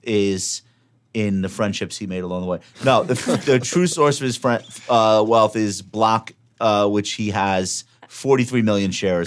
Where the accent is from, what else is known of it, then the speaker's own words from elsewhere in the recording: Long Island, New York, United States; I'm from Long Island